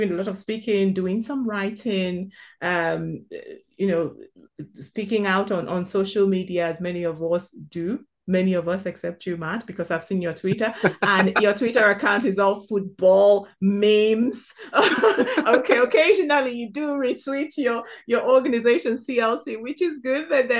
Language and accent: English; southeastern Nigeria, Nigeria; now in United Kingdom; Born and raised in the southeastern part of Nigeria